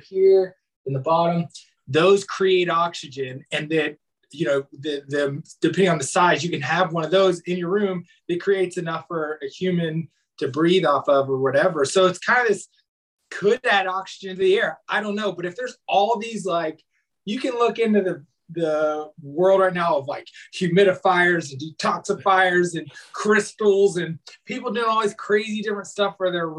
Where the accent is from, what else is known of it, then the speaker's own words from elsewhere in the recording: Knoxville, Tennessee, United States; moved away; also born or lived in Hawaii; I was born and raised in Knoxville, Tennessee, and had a very big family